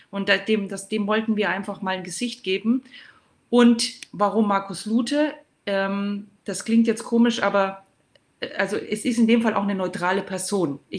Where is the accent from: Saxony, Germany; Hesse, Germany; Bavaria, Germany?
Bavaria, Germany; Würzburg; und herzliche Grüße in meine Heimat an Christoph Unkel nach Würzburg.